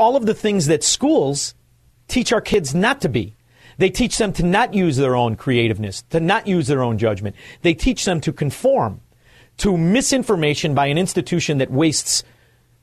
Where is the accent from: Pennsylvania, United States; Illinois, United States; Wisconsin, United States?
Illinois, United States; Chicago; moved away; as a Chicagoan, formerly a Chicagoan